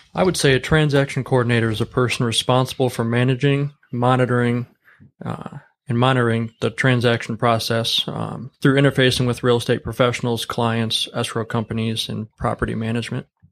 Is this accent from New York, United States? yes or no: no; Warren, Michigan, United States; now in Lapeer, United States; I grew up in Warren, Michigan